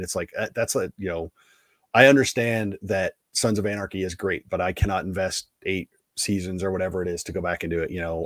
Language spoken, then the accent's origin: English; East Coast, United States; I'm an East Coaster